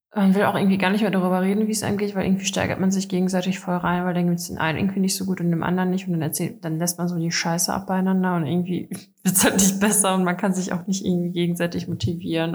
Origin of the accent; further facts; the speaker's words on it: Dortmund, North Rhine-Westphalia, Germany; also ich komme aus Dortmund